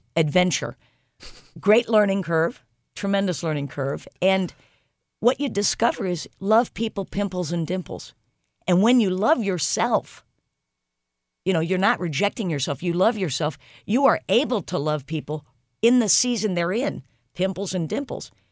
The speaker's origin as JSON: {"language": "English", "town": "St. Louis", "region": "Missouri", "country": "United States", "tie": "born or raised there", "said": "I grew up in Saint Louis"}